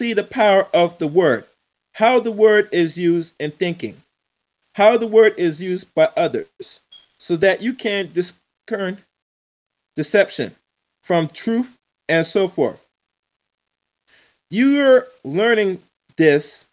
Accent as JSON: {"language": "English", "country": "United States", "tie": "born or raised there", "accent": "English", "said": "I'm here, born and raised in the United States"}